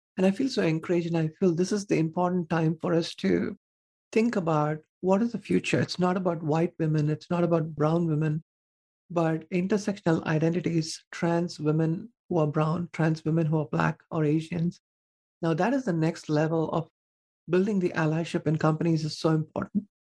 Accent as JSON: {"language": "English", "region": "southern India", "country": "India", "tie": "born or raised there", "moved": "yes", "said": "I was born and raised in India in a conservative family"}